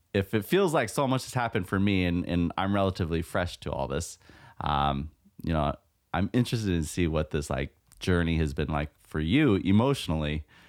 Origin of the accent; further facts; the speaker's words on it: California, United States; born and raised in California, so it's like part of my blood